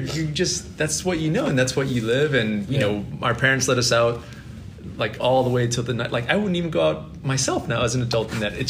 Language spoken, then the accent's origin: English; Los Angeles, California, United States; I grew up in South Central and I thought that was normal.